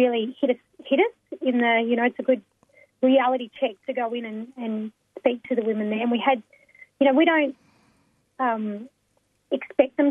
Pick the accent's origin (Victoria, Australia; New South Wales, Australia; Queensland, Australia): Victoria, Australia; Melbourne; I'm from Naam, so Melbourne, and I'm a Wurundjeri Noongar Wurrung woman